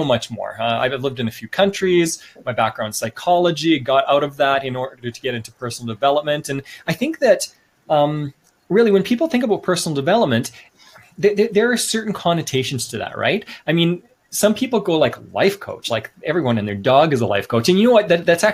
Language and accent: English; Canada; moved away as an adult; also born or lived in Sweden / China